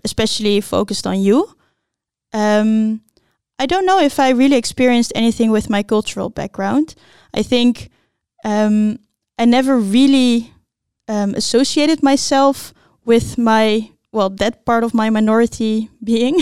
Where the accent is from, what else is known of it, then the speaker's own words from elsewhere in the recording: Blaricum, North Holland, Netherlands; I grew up in Blaricum